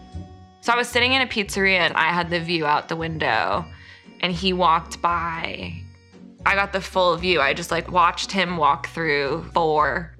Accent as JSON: {"language": "English", "region": "New York", "country": "United States", "tie": "born or raised there", "said": "I grew up in New York"}